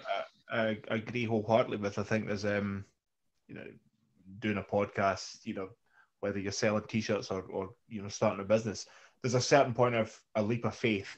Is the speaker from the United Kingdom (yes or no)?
yes; Scotland, United Kingdom; we're Scottish